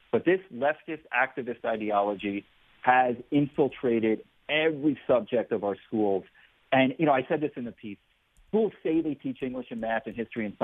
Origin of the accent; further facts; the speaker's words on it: New York, United States; now in Florida, United States; a lot of us here in Florida, you know, we fled, we're political refugees from New York. We came here for the free state of Florida.